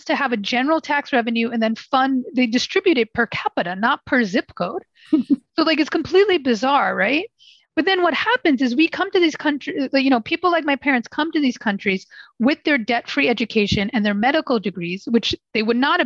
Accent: New York, United States; I was born and raised. I was born and raised in New York.

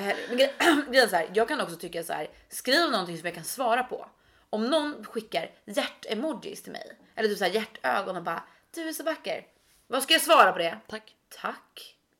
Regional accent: Stockholm, Stockholm County, Sweden; vi är upp- vi är födda och uppväxta i Stockholm

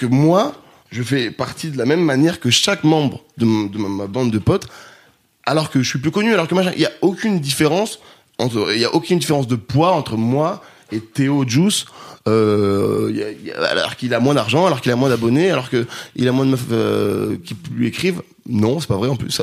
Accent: Grenoble, Auvergne-Rhône-Alpes, France; now in Paris, France; j'ai grandi à Grenoble

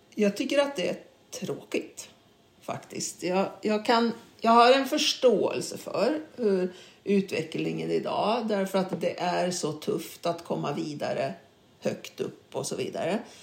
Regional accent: Karlstad, Värmland, Sweden; moved away; also born or lived in Stockholm; jag var uppväxt i Karlstad

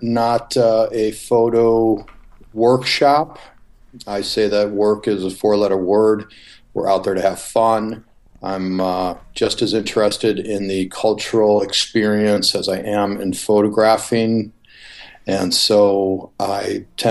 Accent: Chicago, Illinois, United States; moved away; also born or lived in Newport Beach, California; Chicago, my hometown.

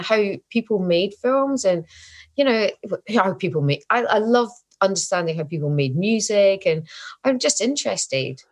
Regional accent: Scotland, United Kingdom; I'm Scottish, I'm getting old

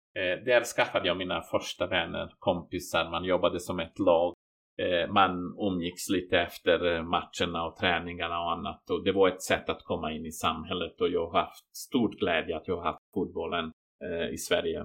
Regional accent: Banja Luka, Republika Srpska, Bosnia & Herzegovina; Swedish is a second language; moved away as an adult; now in Borgholm, Sweden; jag är kroat från Bosnien

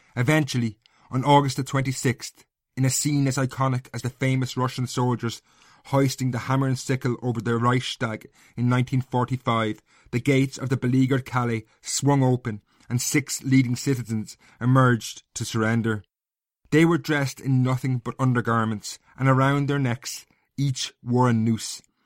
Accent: Castlecomer, Leinster, Ireland; I grew up in Castlecomber in North Kilkenny.

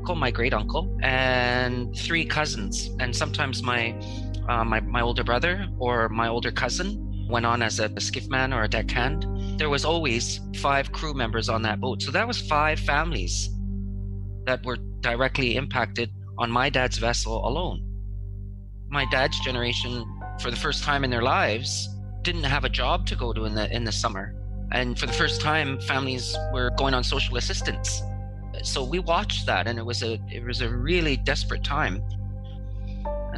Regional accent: Alert Bay, British Columbia, Canada; I have fond memories growing up in Alert Bay.

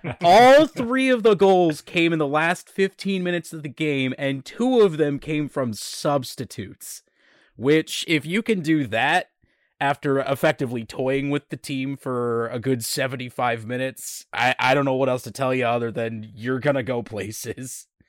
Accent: Scotland, United Kingdom; I mean, I'm Scottish, but other people, so, you know, yeah. I got the Highland Games blood in me.

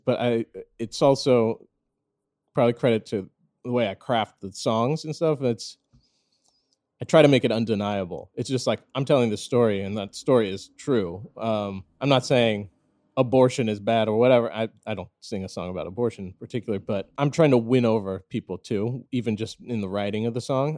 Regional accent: St. Louis, Missouri, United States; I was born and raised in Saint Louis, Missouri

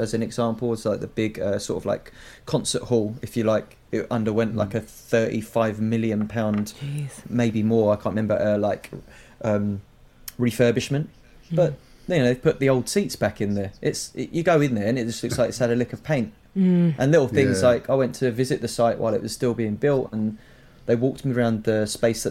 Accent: Croydon, London, United Kingdom; …, who was born and bred in Thornton Heath, as was

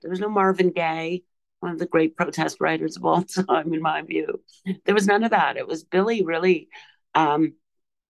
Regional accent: Canada; The Vietnam War was still going on when I was born in Canada.

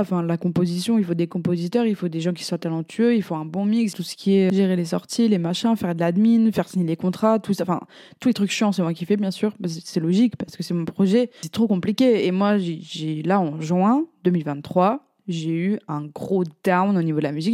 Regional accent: France; je suis française

